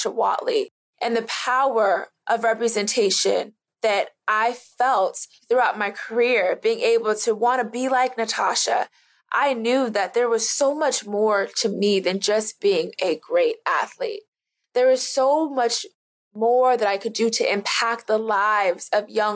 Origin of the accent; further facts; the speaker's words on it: Florida, United States; I'm from Florida